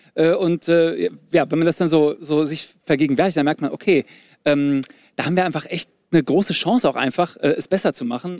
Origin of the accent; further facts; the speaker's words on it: Germany; die Deutschen, wir